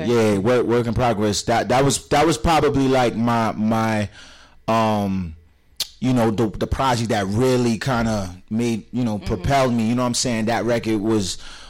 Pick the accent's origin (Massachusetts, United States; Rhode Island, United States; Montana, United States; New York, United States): Rhode Island, United States; Providence; I grew up in Arbor Glen